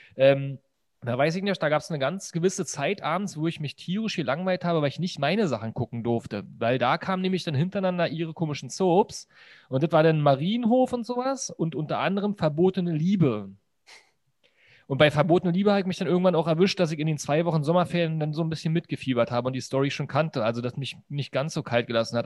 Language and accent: German; Berlin, Germany; bei uns in Berlin